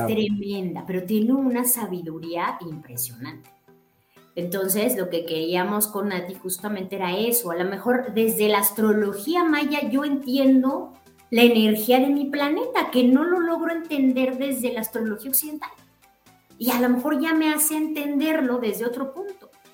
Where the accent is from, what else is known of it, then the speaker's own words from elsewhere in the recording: Mexico; moved away; somos mexicanos y, venimos de allá